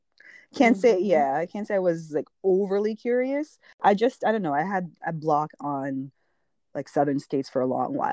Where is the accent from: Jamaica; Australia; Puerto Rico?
Jamaica; being Jamaican